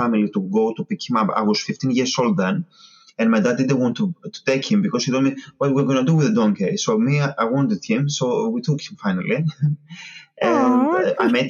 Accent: Patras, West Greece, Greece; moved away as an adult; now in England; I'm from Patra.

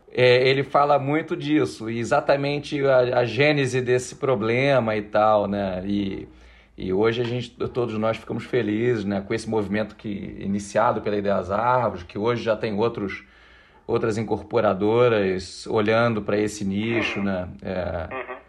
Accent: Rio de Janeiro, Brazil; moved away as an adult; now in São Paulo, Brazil; Sou carioca e vim para São Paulo em 2003

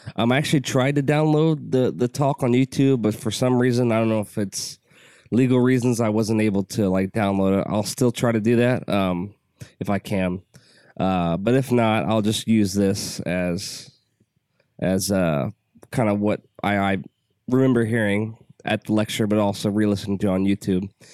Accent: United States; I'm an American.

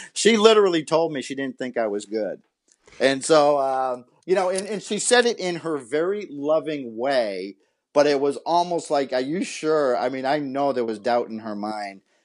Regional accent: Massachusetts, United States; moved away as an adult; also born or lived in Southern California; I'm from Massachusetts

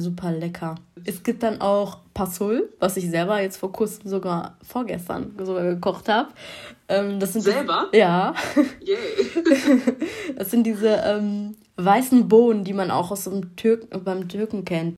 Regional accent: Germany; ich bin hier in Deutschland geboren, muss ich ehrlich sagen. Aber meine Eltern kommen aus dem Kosovo

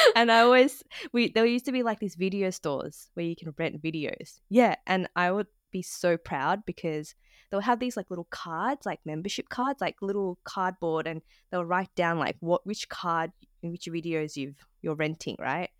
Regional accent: Sydney, New South Wales, Australia; I was born and raised in Australia, um, in Sydney

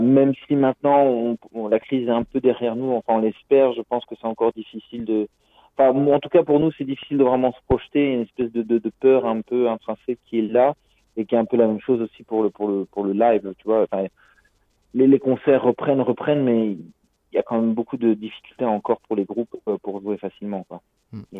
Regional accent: France; now in Brussels, Belgium; je suis français d'origine mais j'habite à Bruxelles depuis une vingtaine d'années.

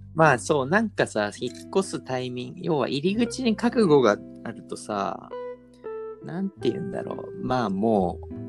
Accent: Nerima, Tokyo, Japan; 僕のね練馬出身だけど

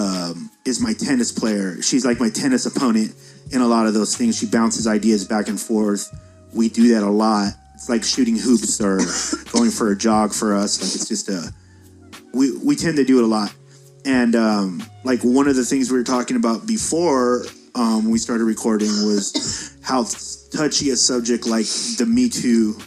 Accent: United States; as an American

